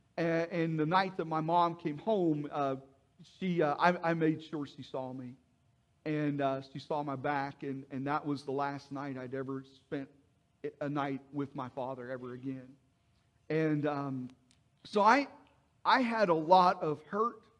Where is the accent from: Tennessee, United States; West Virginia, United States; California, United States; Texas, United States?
West Virginia, United States; Mannington; moved away as an adult; I was uh, born and raised in, in West Virginia, Mannington, West Virginia